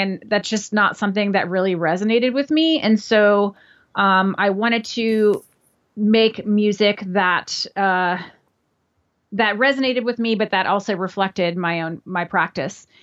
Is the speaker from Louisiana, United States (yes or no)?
yes; New Orleans, Louisiana, United States; now in New York City, United States; I grew up in New Orleans, Louisiana